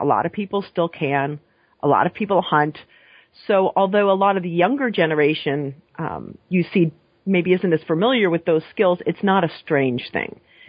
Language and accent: English; New England, United States; I grew up in New England, and New York is not technically part of New England